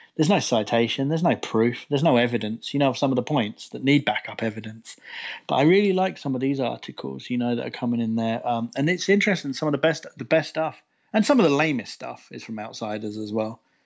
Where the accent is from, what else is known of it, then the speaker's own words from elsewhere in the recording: United Kingdom; being a Brit